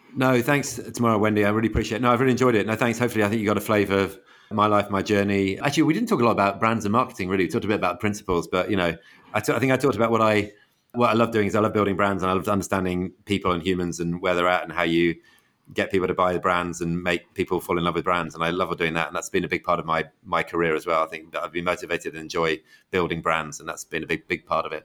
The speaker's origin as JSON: {"language": "English", "town": "Manchester", "region": "North West England", "country": "United Kingdom", "tie": "born or raised there", "moved": "as an adult", "lives_now": "United States", "said": "we're all from Manchester, so I grew up in a family which is a huge City fan family."}